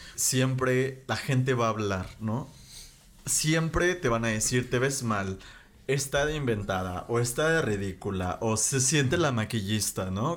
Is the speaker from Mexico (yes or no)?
yes; Mexico; nosotros que somos mexicanos